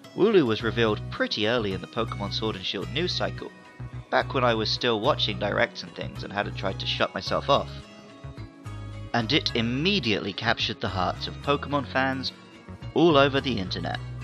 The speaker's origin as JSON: {"language": "English", "area": "Somerset", "region": "South West England", "country": "United Kingdom", "tie": "born or raised there", "also_born_or_lived": "Surrey", "moved": "as an adult", "said": "Although I was born in Surrey, near London, from the age of five until my mid 20s, I grew up in Somerset"}